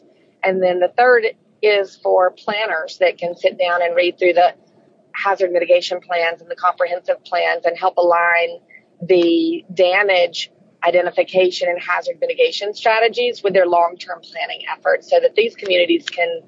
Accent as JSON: {"language": "English", "region": "Alabama", "country": "United States", "also_born_or_lived": "New York", "moved": "yes", "said": "I'm originally from Alabama, so as a Southerner"}